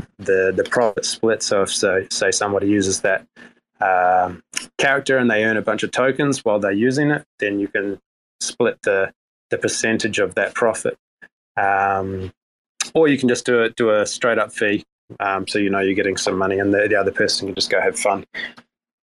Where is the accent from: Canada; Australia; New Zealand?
New Zealand; accent: New Zealand; my New Zealand accent